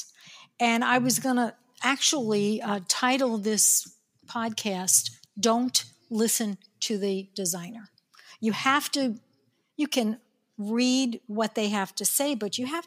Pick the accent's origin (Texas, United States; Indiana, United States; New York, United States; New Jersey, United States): New York, United States; accent: New York; my New York accent